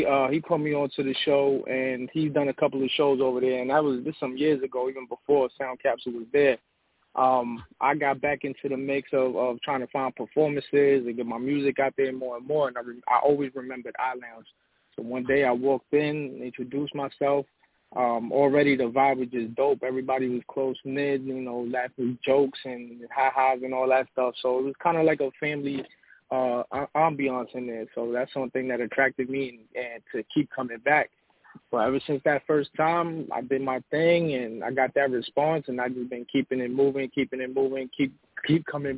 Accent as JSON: {"language": "English", "region": "New York", "country": "United States", "tie": "born or raised there", "moved": "yes", "lives_now": "Atlanta, United States", "said": "Originally from New York, BX Borough, BX"}